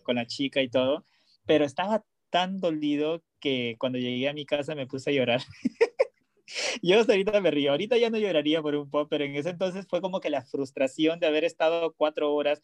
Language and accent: Spanish; Peru; moved away; also born or lived in Los Angeles, United States; soy de Perú